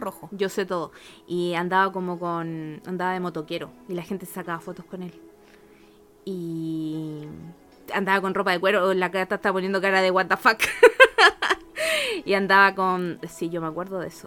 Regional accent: Chile; accent: Chilean; also born or lived in Argentina; cuando llegué a Chile, estaba chiquita, llegué a tercero básico

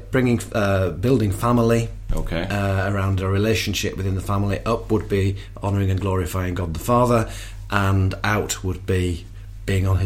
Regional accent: England, United Kingdom; uh, I'm a Brit, and uh

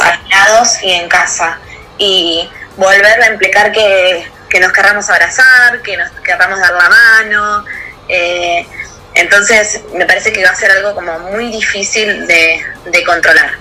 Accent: Pinamar, Buenos Aires Province, Argentina; moved away as an adult; now in Buenos Aires, Argentina; soy nacida en Pinamar en el año 1990 allá en Pina hice toda mi escuela primaria y secundaria

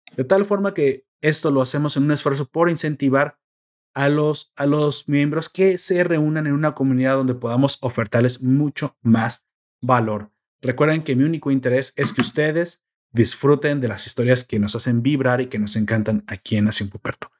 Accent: Mexico

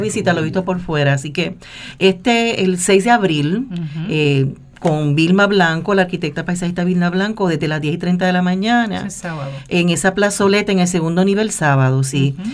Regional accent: Puerto Rico; como puertorriqueños

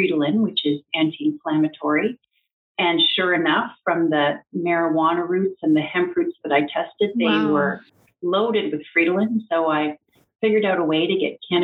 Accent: Strathroy, Ontario, Canada; my hometown of Strathroy

